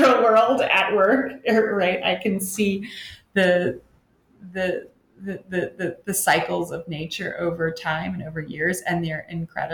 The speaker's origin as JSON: {"language": "English", "town": "Annapolis", "region": "Maryland", "country": "United States", "moved": "yes", "said": "I am from the Annapolis, Maryland area"}